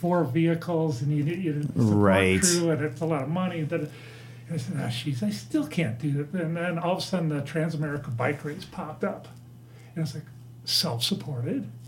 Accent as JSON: {"language": "English", "town": "Menominee", "region": "Wisconsin", "country": "United States", "tie": "born or raised there", "said": "I grew up in Menominee, Wisconsin, just over the river here"}